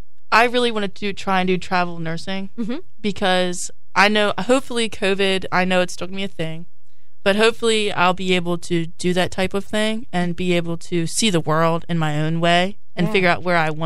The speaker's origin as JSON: {"language": "English", "town": "Rock Hall", "region": "Maryland", "country": "United States", "tie": "born or raised there", "said": "I'm from Rock Hall. I've always been in such a tight-knit community where everyone knew me and everybody knew my mother."}